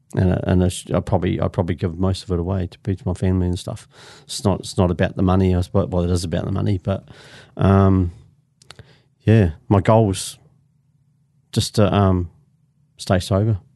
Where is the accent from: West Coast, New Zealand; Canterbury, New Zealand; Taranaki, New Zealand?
Canterbury, New Zealand; Christchurch; I'm from, originally from Christchurch, born and bred in Christchurch, I'm a Canterbury.